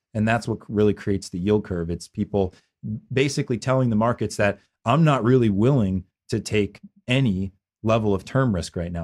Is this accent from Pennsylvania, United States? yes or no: yes; Philadelphia, Pennsylvania, United States; I grew up in Philadelphia